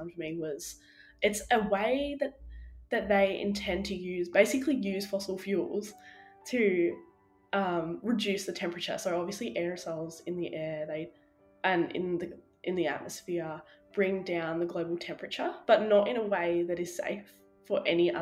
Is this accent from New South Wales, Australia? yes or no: no; Wynyard, Tasmania, Australia; I grew up in Wynyard, which is a small town in Tassie, in northwest Tassie